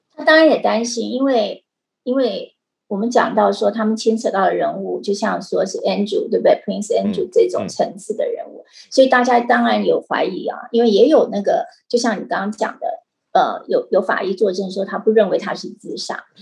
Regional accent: Taiwan; 我们台湾人

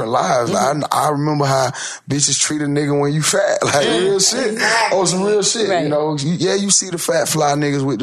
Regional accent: Florida, United States; I'm from Florida.

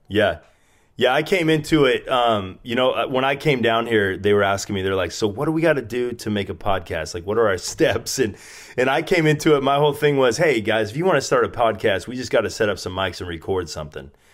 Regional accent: Spokane, Washington, United States; moved away as an adult; now in San Diego, United States; I was from Spokane, where you live, and I moved to San Diego

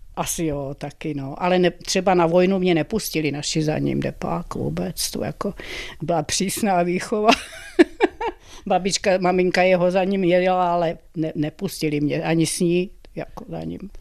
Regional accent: Brandýs nad Orlicí, Pardubice Region, Czechia; dojížděla jsem z Brandejsa do Ústí na Gimpl a z Brandejsa do Litomyšle na Pajdák

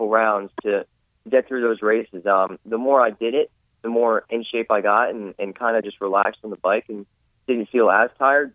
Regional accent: Pennsylvania, United States; I'm from Pennsylvania.

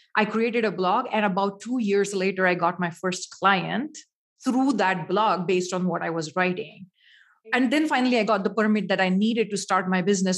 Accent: India; now in United States; Growing up in India, spirituality is usually a part of your life

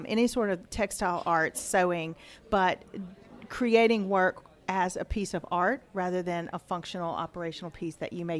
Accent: Baton Rouge, Louisiana, United States; moved away as an adult; also born or lived in New York; I grew up in Baton Rouge

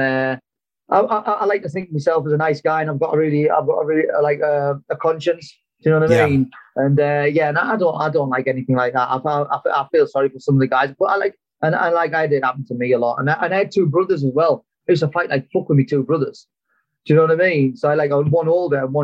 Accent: Darlington, North East England, United Kingdom; also born or lived in Bishop Auckland; when I moved to Darlington, even though it's only 20 minutes away, it was like a different accent

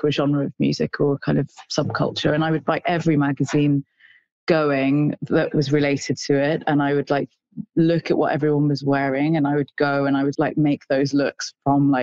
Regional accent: Midlands, United Kingdom; now in London, United Kingdom; I'm Indian, I was growing up in the Midlands in England

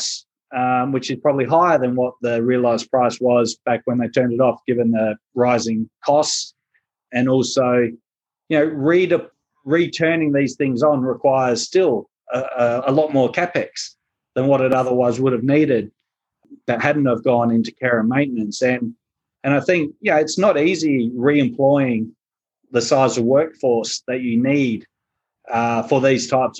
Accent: South Australia, Australia; moved away; my home state

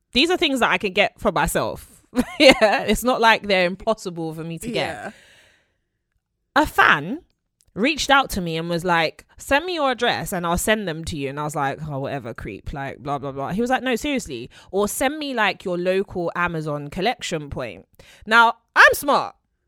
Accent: London, United Kingdom; born there; London is a city, right? So I'm a city girl.

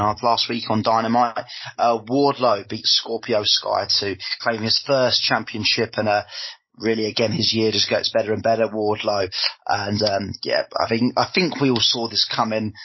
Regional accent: Brighton, South East England, United Kingdom; my hometown, my nearest big city in Brighton.

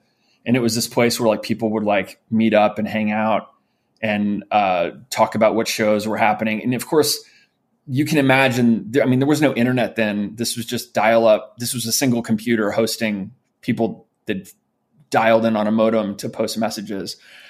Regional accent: St. Louis, Missouri, United States; also born or lived in New York; I was born in New York. We lived in New York until I was around five. And we moved to St. Louis, Missouri when I was five.

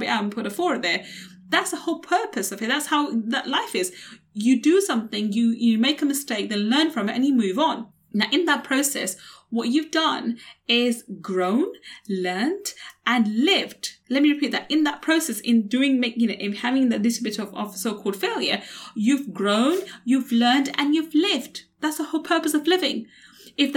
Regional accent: London, United Kingdom; growing up in East London, on a council estate in East London

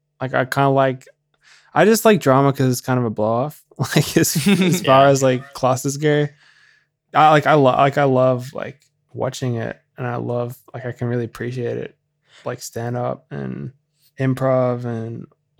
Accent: Brisbane, Queensland, Australia; So I'm from Brisbane.

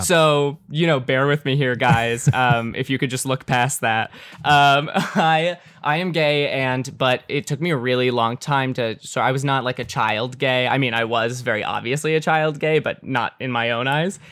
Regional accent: Calabasas, California, United States; I was born and raised in Calabasas, California

